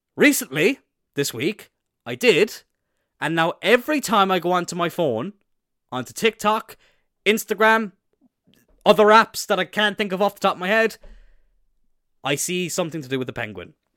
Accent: Cloyne, Munster, Ireland; Isn't it obvious from my accent that I'm from Cloyne?

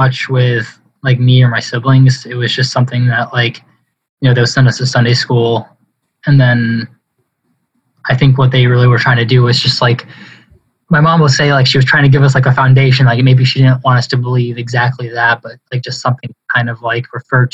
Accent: Haverhill, Massachusetts, United States; in my hometown

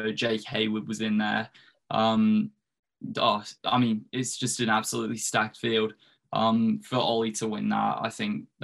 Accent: Australia; moved away as an adult; also born or lived in United States; now in England; I was born in England, all my family's from England, grew up in Australia

